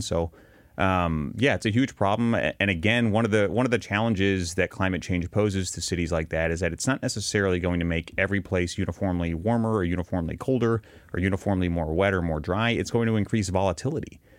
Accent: Arkansas, United States; I grew up in Arkansas

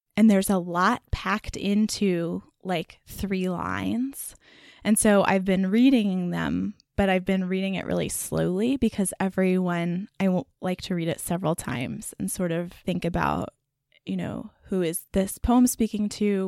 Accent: Texas, United States; growing up in Texas

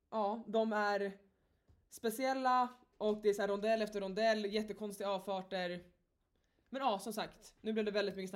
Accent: Stockholm, Stockholm County, Sweden; Till mitt försvar så är jag uppvuxen i Stockholm och uh, ja, man behör, jag har bott i Stockholms innerstad

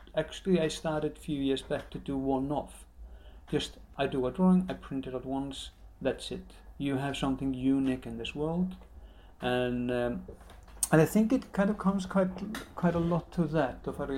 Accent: Iceland; also born or lived in Moscow, Russia; now in London, United Kingdom; I'm from Iceland. I'm born in Moscow. My parents are Icelanders that went into the height of the Cold War to study.

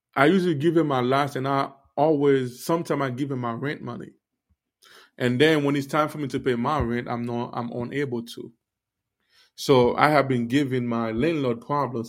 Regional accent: Miami, Florida, United States; also born or lived in Haiti; I grew up in Miami, but I was born in Haiti

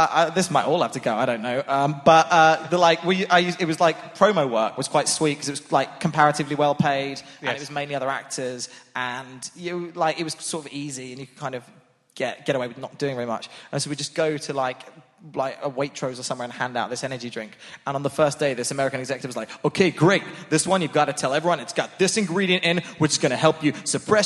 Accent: Portsmouth, South East England, United Kingdom; moved away; I was from Portsmouth

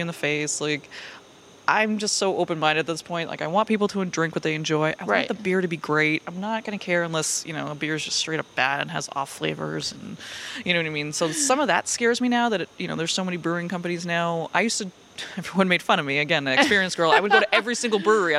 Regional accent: Worcester, Massachusetts, United States; also born or lived in Martha's Vineyard; This is home for me. I was born and raised in Worcester

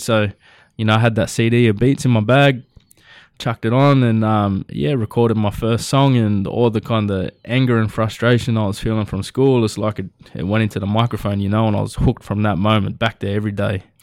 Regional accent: Nowra, New South Wales, Australia; I was born and raised in Nowra, uh, you know, little, little coastal town outside of Sydney

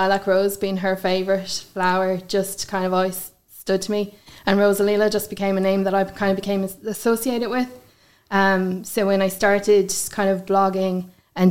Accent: Galway, Connacht, Ireland; also born or lived in Headford; I've lived in Galway my whole life, born and raised there.

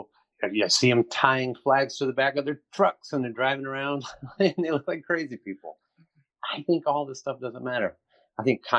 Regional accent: St. Louis, Missouri, United States; moved away as an adult; now in Los Angeles, United States; I'm from St. Louis, Missouri, but for the last 10 years, I've been here in Los Angeles.

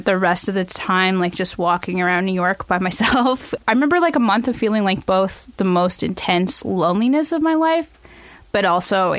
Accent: Toronto, Ontario, Canada; I was born in St. Michael's Hospital in 1986.

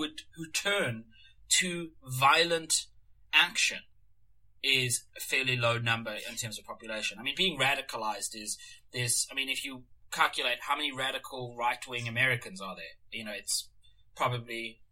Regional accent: South Africa; now in Australia; I grew up in South Africa.

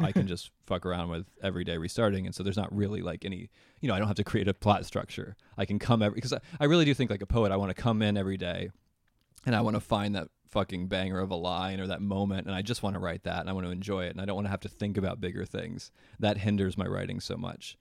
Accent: Charlottesville, Virginia, United States; moved away; also born or lived in New York / Los Angeles; my hometown of Charlottesville, Virginia

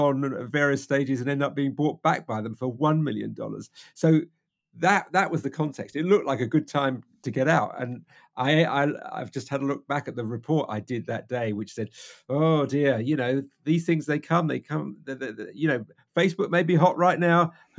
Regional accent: United Kingdom; We're British.

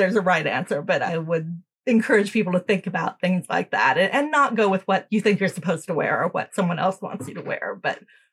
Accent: United States; also born or lived in United Kingdom; Me being American, you know, a lot of my American friends and relatives

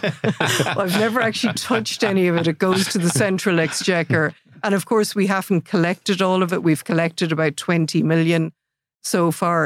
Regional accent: Athlone, Leinster, Ireland; born and raised in Athlone

